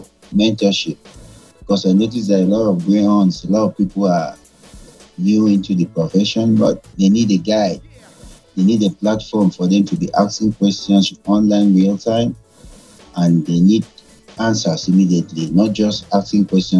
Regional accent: Nigeria; moved away; also born or lived in Afghanistan; I'm from Nigeria.

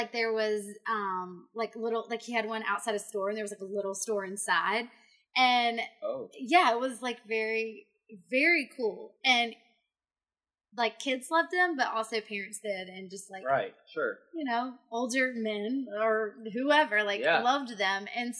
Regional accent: Augusta, Georgia, United States; also born or lived in Columbia County; Born and raised in Augusta.

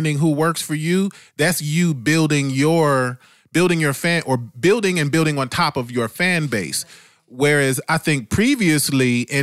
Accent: Dayton, Ohio, United States; moved away; I was in Dayton, Ohio, this is my hometown, it's where I grew up

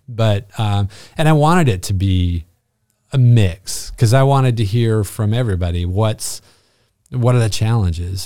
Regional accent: Bishop, California, United States; moved away as an adult; also born or lived in Panorama City, California; born and raised Californian.

